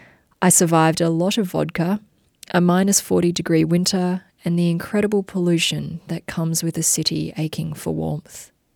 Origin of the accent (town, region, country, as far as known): Darwin, Northern Territory, Australia; born or raised there; also born or lived in Brisbane / Ulaanbaatar, Mongolia